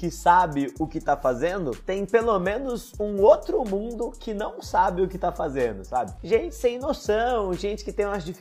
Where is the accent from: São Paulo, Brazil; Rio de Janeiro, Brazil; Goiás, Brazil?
São Paulo, Brazil; Palmeira do Oeste; born there; porque eu que nasci em Palmeira do Oeste, no interior de São